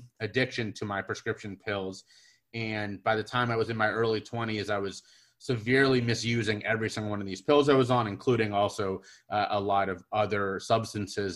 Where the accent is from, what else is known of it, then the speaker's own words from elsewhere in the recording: Cincinnati, Ohio, United States; I'm from Cincinnati, Ohio, over here in the States, and growing up in a really fantastic environment